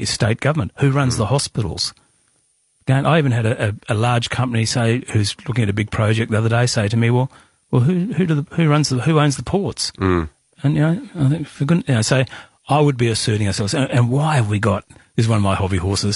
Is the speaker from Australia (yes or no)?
yes; Western Australia, Australia; I'm an Australian first.